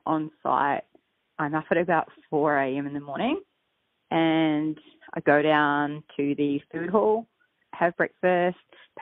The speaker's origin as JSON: {"language": "English", "country": "New Zealand", "moved": "as an adult", "lives_now": "Queensland, Australia", "said": "I'm originally from New Zealand, but I've been over here for about 8 years now"}